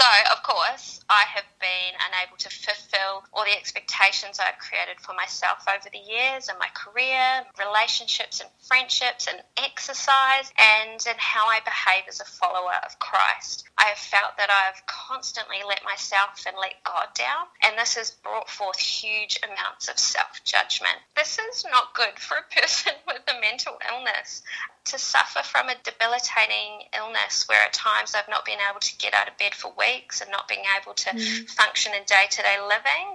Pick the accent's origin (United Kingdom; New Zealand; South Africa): New Zealand; moved away as an adult; now in Sydney, Australia; I grew up in New Zealand and I moved to Sydney 10 years ago